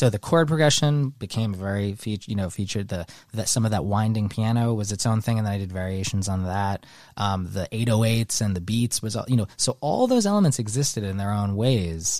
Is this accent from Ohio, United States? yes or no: no; Manhattan, New York, United States; also born or lived in Westport, Connecticut; I grew up in Manhattan.